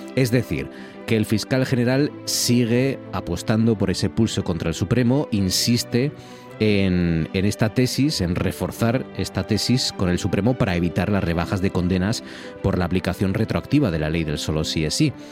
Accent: Gijón, Asturias, Spain; moved away as an adult; yo nací en Gijón, yo soy de Gijón y, viví allí pues 20 años casi

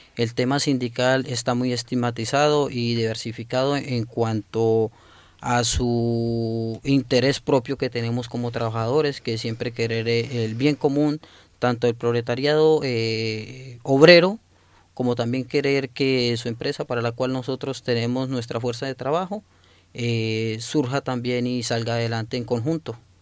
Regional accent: Colombia; mi pueblo, Colombia

